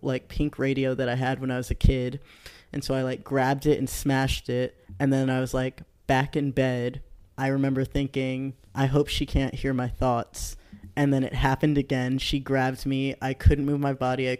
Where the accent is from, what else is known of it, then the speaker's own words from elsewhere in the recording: the Bay Area, California, United States; moved away; I'm from the Bay originally